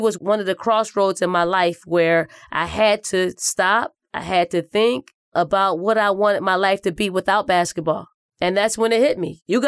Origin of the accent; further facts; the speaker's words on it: Philadelphia, Pennsylvania, United States; Growing up in North Philly and the projects called the Raymond Rosen Housing Projects was a place in which there wasn't a whole lot to do besides sports or getting something that's illegal